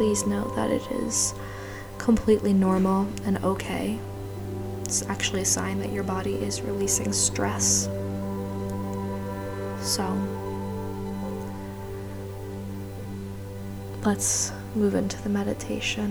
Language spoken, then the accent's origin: English; New Jersey, United States; moved away as an adult; also born or lived in New York; now in Miami, United States; I was truly a born New Yorker that grew up in Jersey